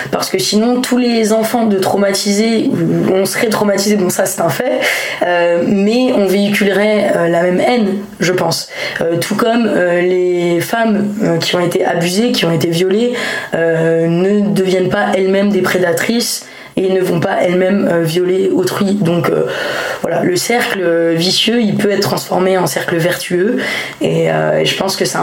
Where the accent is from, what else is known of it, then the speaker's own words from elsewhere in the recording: Lyon, Auvergne-Rhône-Alpes, France; je suis lyonnaise à la base, donc on a beaucoup déménagé